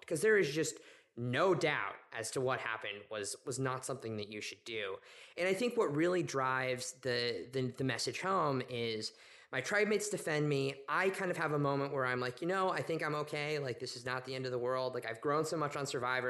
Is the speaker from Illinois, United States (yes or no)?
no; Oklahoma City, Oklahoma, United States; moved away as an adult; I grew up in Oklahoma City to a family that was not religious